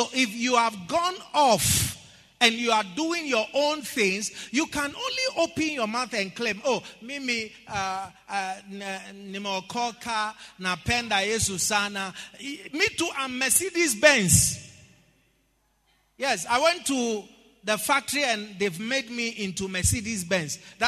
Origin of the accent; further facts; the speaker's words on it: Ghana; I said, I'm a Ghanaian, but I identify as a lawyer.